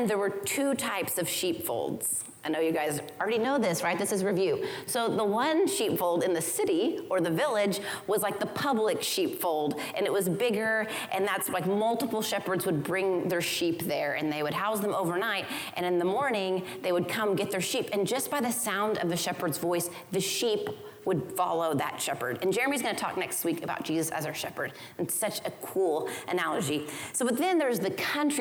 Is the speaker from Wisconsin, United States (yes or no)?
no; Oklahoma, United States; I grew up in Oklahoma